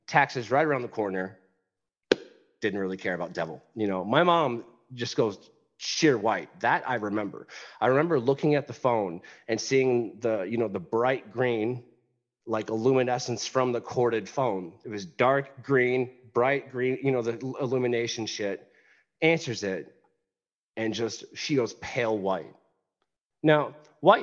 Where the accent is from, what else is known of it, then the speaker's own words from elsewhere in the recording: West Tennessee, United States; when I was young, I grew up in West Tennessee